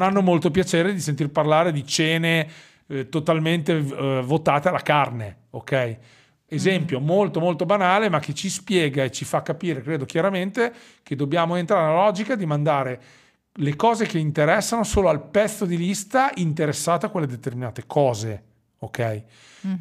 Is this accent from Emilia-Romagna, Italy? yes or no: yes; Forlì, Emilia-Romagna, Italy; accent: Romagnolo; sono romagnolo, come probabilmente il mio accento eh, rivelerà. No? Noi abbiamo questa S strascicata che normalmente fa simpatia e spero che sia così anche per i tuoi ascoltatori. Sono di Forlì